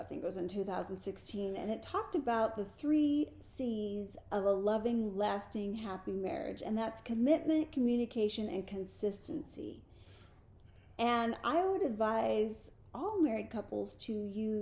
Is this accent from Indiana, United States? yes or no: no; Springfield, Oregon, United States; also born or lived in San Jose, California; I was born in San Jose, California, raised in Springfield, Oregon